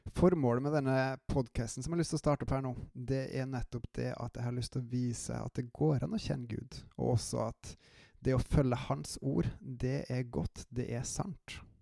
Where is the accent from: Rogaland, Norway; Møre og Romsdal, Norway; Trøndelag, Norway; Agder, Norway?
Trøndelag, Norway; accent: trøndersk; also born or lived in Jæren / Klæbu; som dere kanskje hører av dialekta mi, så har jeg en hint av uh, trøndersk i meg